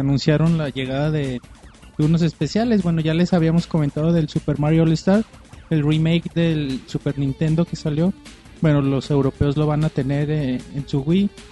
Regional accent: Mexico; nosotros como gamers mexicanos

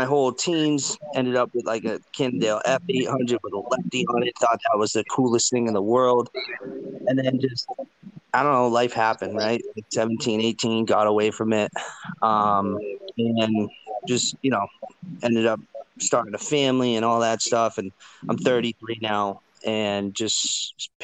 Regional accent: Western Massachusetts, United States; I grew up in Western Massachusetts

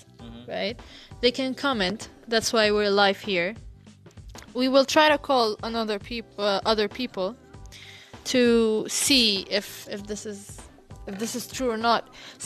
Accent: Cairo, Cairo Governorate, Egypt; We're from Cairo

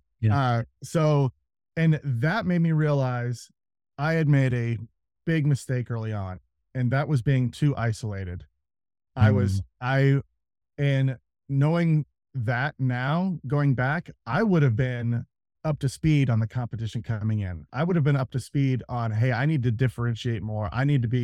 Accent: Kansas City, United States; moved away; I'm from Kansas City. So I moved back to Kansas City

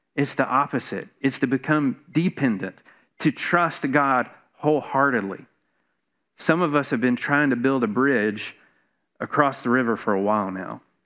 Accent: Atlanta, Georgia, United States; moved away as an adult; now in Savannah, United States; Karen and I, we grew up in Metro Atlanta.

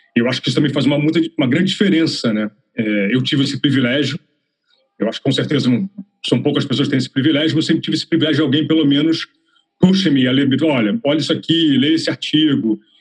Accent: Rio de Janeiro, Brazil; moved away as an adult; also born or lived in São Paulo; now in London, United Kingdom; eu sou carioca

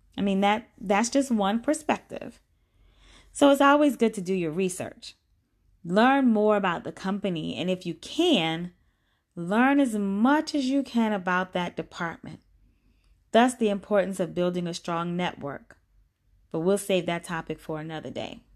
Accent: Orangeburg, South Carolina, United States; I grew up in Orangeburg, South Carolina

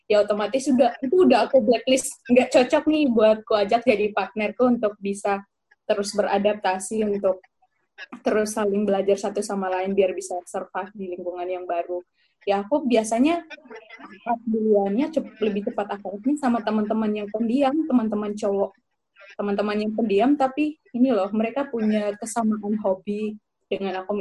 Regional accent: Sumba, East Nusa Tenggara, Indonesia; Um, di situ kulturnya otomatis beda ya antara di tempatku di Sumba sama Kupang.

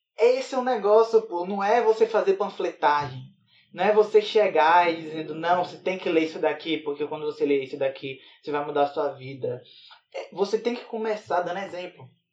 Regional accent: Bahia, Brazil; now in Sergipe, Brazil; Eu sou da Bahia, mas eu tô morando em Sergipe

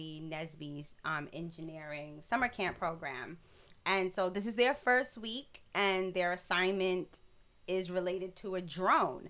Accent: New York City, New York, United States; we're from Brooklyn

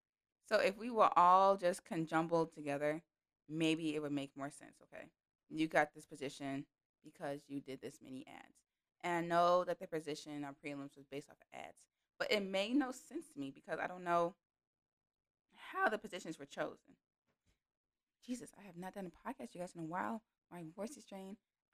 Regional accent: Memphis, Tennessee, United States; moved away; also born or lived in Illinois / central Illinois; I grew up in Memphis, so I knew about Memphis.

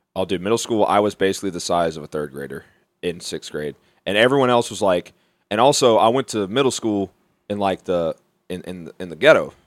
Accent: Mobile, Alabama, United States; now in Beaver County, Pennsylvania, United States; Mobile is where I'm from

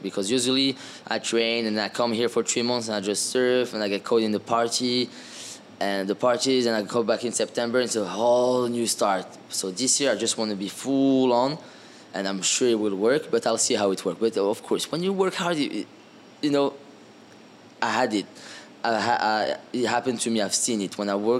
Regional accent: France; I grew up in France in boarding school with a French team, so I had a good base

